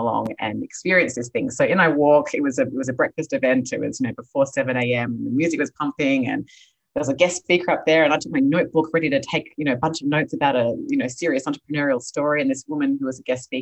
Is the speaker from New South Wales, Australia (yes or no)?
yes; Sydney, New South Wales, Australia; moved away as an adult; now in Los Angeles, United States; I am Australian, originally born and raised in Sydney, Australia. I now live in California